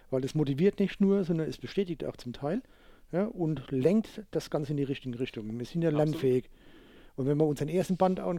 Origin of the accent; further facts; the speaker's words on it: Rhineland-Palatinate, Germany; In Bayern wäre es Nikolaus, aber wir sind ja keine Bayern, wir sind ja Pfälzer.